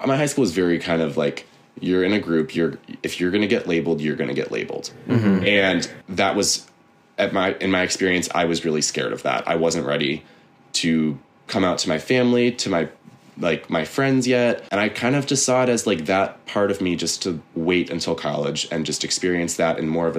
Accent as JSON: {"language": "English", "town": "University Heights", "region": "Ohio", "country": "United States", "tie": "born or raised there", "moved": "as an adult", "lives_now": "New York, United States"}